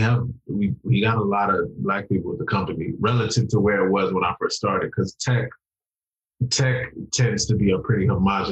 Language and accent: English; Washington, District of Columbia, United States; I'm Nigerian, I'm from DC